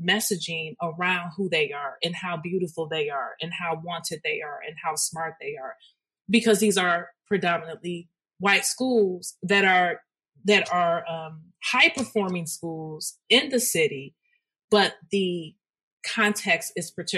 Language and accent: English; Detroit, Michigan, United States; I am from Detroit. Detroit is a very hyper-segregated city, and our schools were a reflection of it